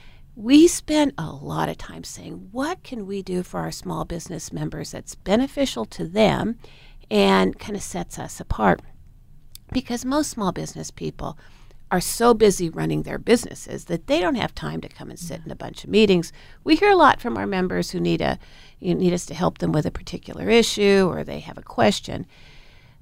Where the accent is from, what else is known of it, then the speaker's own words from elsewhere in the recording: Portland, Oregon, United States; I was born and raised in Portland